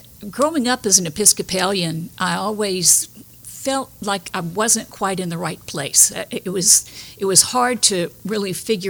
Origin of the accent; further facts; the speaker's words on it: Lake Charles, Louisiana, United States; also born or lived in South Bend, Indiana; I was born and raised in Lake Charles, graduated from Lake Charles High School, and I was raised as an Episcopalian, actually.